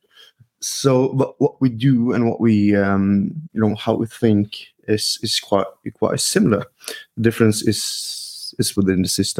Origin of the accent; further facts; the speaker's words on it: Norway; I'm a physiotherapist from Norway